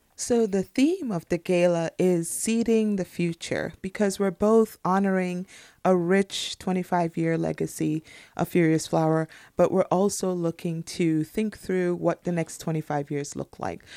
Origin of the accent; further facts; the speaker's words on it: Trinidad & Tobago; moved away; also born or lived in United States; I'm from Trinidad and Tobago, but I have three degrees from the United States universities